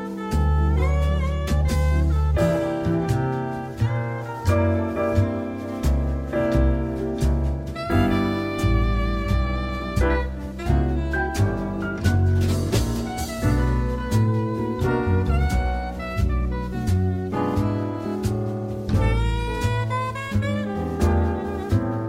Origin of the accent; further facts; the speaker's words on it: Kent, South East England, United Kingdom; moved away as an adult; now in Sidmouth, United Kingdom; brought me down to Sidmouth 42 years ago to this place I'd never heard of, Sidmouth, because I'm from the Far East, you know, from Kent